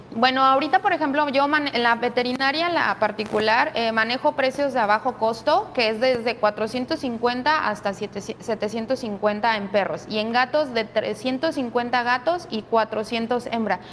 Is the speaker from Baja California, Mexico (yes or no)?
no; Mexico City, Mexico; moved away as an adult; now in Manzanillo, Mexico; no soy de aquí, yo soy de la Ciudad de México y bueno, eh, ya tengo viviendo aquí en Manzanillo más de 10 años